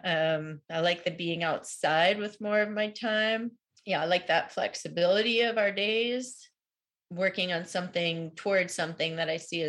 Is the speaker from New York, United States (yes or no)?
yes; outside of New York City, United States; moved away as an adult; I grew up outside of New York City, and that's in my blood